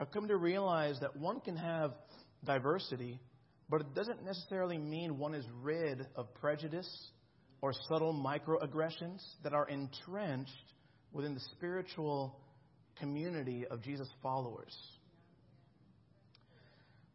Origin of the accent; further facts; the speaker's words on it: South Florida, United States; When I was growing up in Florida, I grew up in South Florida